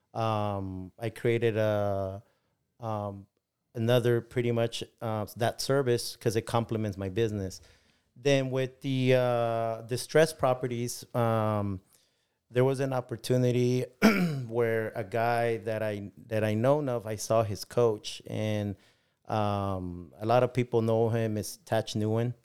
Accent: León, Guanajuato, Mexico; now in Bakersfield, United States; I was born in León, Guanajuato

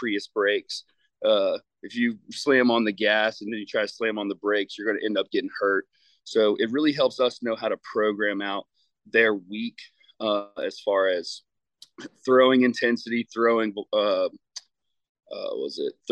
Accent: Virginia, United States; moved away as an adult; also born or lived in St. Louis, Missouri; So I came home to Virginia from St. Louis in 2018 in January.

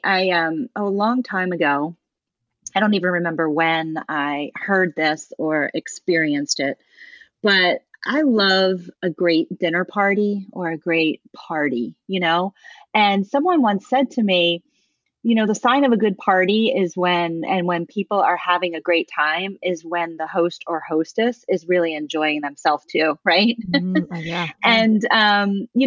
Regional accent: Baltimore, Maryland, United States; I grew up in Baltimore

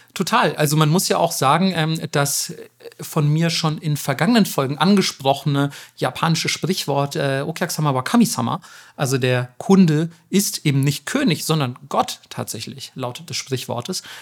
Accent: Germany; damals schon als Kind in Deutschland

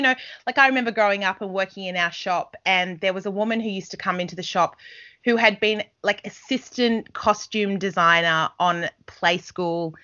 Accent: Australia; moved away as an adult; also born or lived in England

